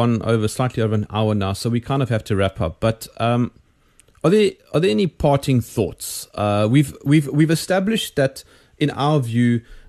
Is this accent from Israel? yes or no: no; South Africa; I'm South African